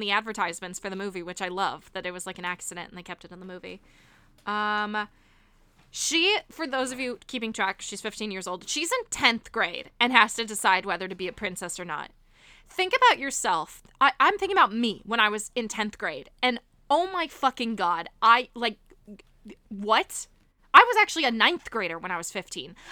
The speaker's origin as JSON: {"language": "English", "town": "Miami", "region": "Florida", "country": "United States", "tie": "born or raised there", "said": "I grew up in Miami"}